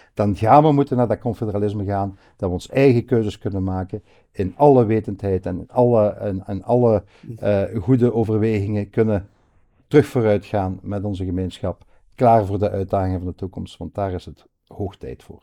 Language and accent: Dutch; Hasselt, Flanders, Belgium; Ligt ook op een paar honderd meter, maar vandaar waar ik geboren ben